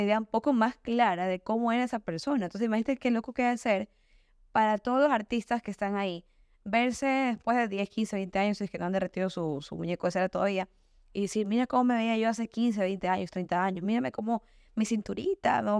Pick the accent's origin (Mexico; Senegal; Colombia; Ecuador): Ecuador; Guayaquil, Guayas; yo soy ecuatoriana, yo soy oaxaca, yo soy Guayaquil